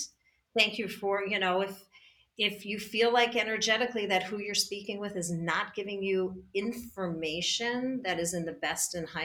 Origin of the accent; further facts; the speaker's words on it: New York, United States; I'm a New Yorker